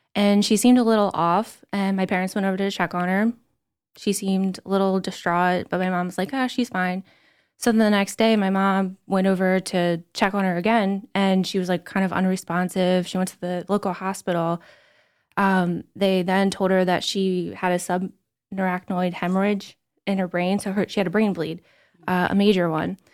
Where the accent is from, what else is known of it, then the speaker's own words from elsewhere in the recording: Somerdale, New Jersey, United States; I'm from Summerdale